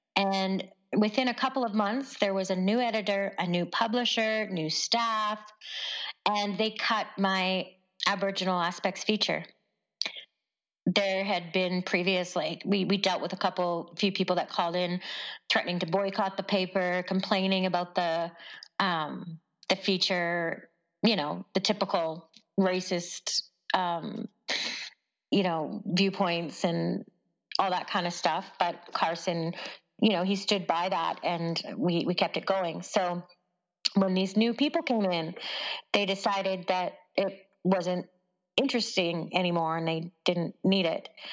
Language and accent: English; Stony Plain, Alberta, Canada; i grew up in around uh, just west of edmonton